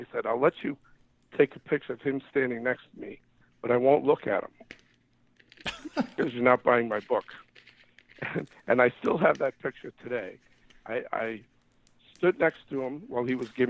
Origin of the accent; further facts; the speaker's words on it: New York, United States; I grew up in New York, and we didn't have much money